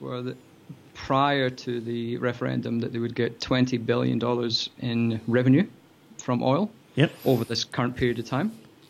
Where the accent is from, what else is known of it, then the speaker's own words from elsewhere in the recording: Scotland, United Kingdom; now in Australia; I'm Scottish